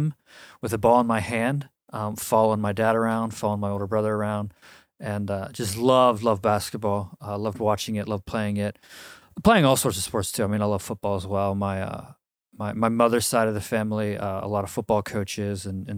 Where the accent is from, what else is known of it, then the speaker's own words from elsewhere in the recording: Milwaukee, Wisconsin, United States; born there; So, I was born, August 13th, 1987, in Milwaukee, Wisconsin.